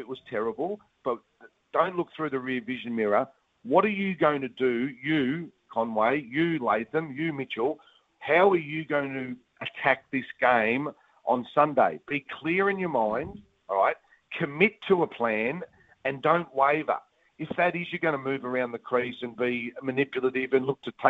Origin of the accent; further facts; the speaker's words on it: New Zealand; You sort of look at the results, and as a Kiwi, you're thinking, oh, we've been horrible.